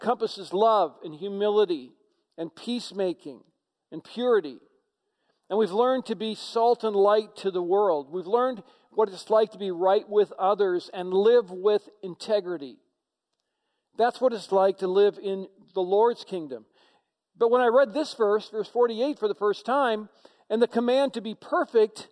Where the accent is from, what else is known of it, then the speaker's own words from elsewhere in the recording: United States; as Americans